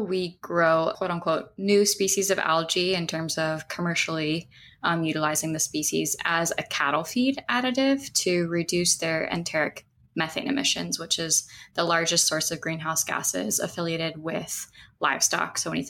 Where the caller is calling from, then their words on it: Kona, Hawaii, United States; And I'm calling in from Kona, Hawaii, Hawaii Island.